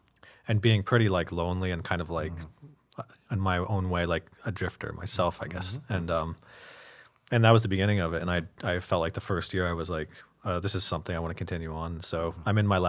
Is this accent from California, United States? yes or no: yes; Los Angeles, California, United States; born there; Actually, I was born in Los Angeles.